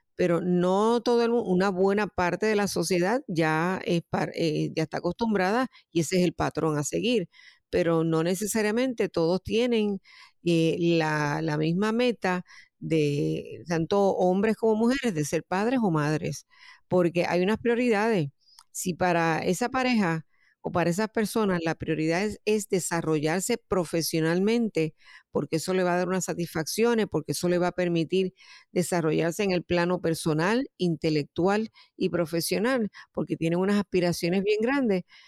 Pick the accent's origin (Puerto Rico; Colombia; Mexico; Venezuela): Puerto Rico; moved away as an adult; now in United States; yo soy natural de Puerto Rico y eh, estoy residiendo en Estados Unidos hace un tiempo